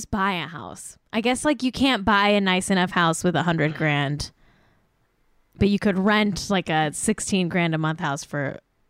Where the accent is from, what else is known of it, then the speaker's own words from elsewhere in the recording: Manhattan Beach, California, United States; he literally lives in my hometown of Manhattan Beach.